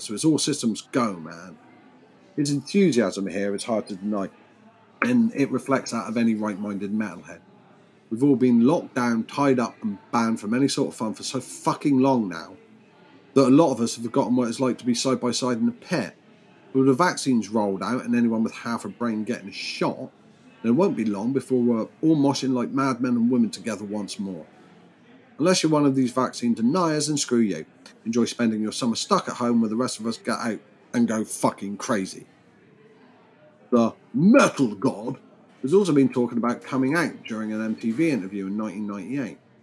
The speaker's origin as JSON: {"language": "English", "country": "United Kingdom", "said": "I'm British."}